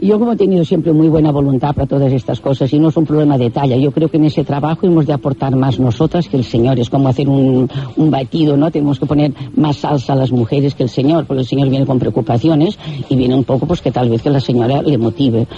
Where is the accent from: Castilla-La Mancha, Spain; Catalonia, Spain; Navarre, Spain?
Catalonia, Spain; yo soy catalana, estoy en Barcelona